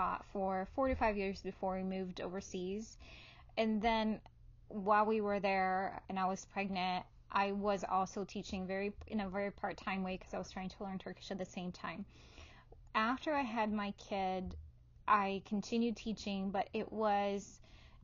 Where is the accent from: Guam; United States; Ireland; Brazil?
Brazil; moved away; I was born in Brazil, and both my parents worked outside the home